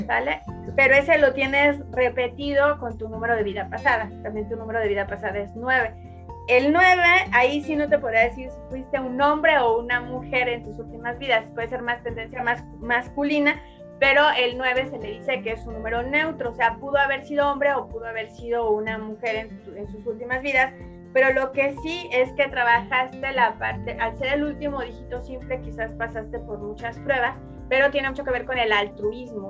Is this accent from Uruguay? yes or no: no; Michoacán, Mexico; soy de, Michoacán, como bien dices, de México.